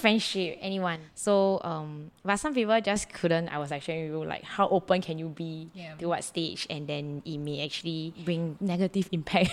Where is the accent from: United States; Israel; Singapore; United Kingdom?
Singapore; as Singaporean, Asian